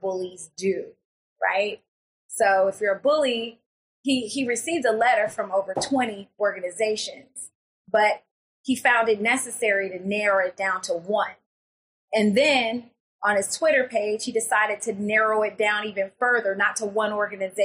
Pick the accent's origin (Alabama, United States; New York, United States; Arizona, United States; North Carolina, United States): Alabama, United States; Florence; my hometown